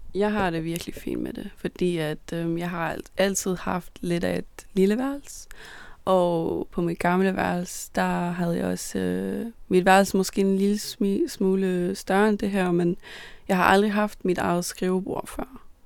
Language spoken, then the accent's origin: Danish; Copenhagen, Capital Region of Denmark, Denmark; da jeg blev født i København. Der voksede jeg op i, på Amager